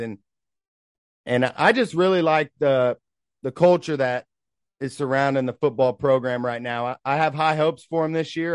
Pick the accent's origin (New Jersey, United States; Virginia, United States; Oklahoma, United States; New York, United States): Oklahoma, United States; Tulsa; we're from Tulsa